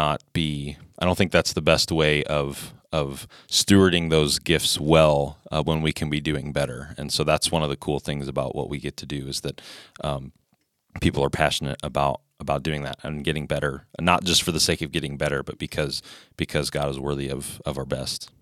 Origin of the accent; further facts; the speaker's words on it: Indianapolis, Indiana, United States; moved away as an adult; also born or lived in Ohio; now in Fargo, United States; I grew up in Indianapolis, so I'm not a native Fargo-in either